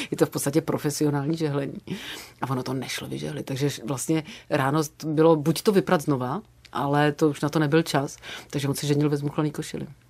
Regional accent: Sokolov, Karlovy Vary Region, Czechia; moved away; also born or lived in Prague / village near Prague; já mám dětství jako šílený nářezy od kluků, který bydleli u nás jako v Sokolově

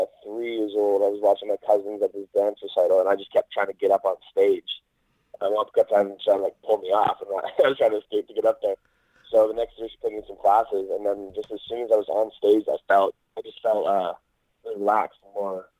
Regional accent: Oliver, British Columbia, Canada; moved away as an adult; also born or lived in Los Angeles; now in Vancouver, Canada; Actually, I'm from a place called Oliver in British Columbia, in Canada. It's like a really tiny town out in the Okanagan Valley.

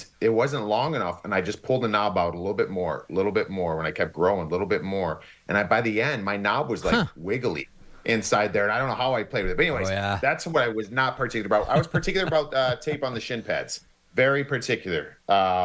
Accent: Cleveland, Ohio, United States; I grew up in Cleveland, Ohio

